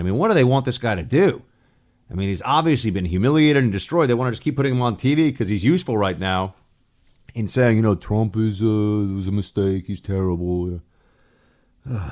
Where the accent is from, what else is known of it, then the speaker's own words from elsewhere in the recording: New York, United States; I grew up in New York